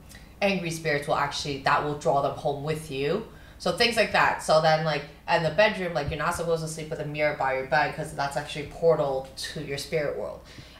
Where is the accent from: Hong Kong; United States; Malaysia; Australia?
Hong Kong; growing up in Hong Kong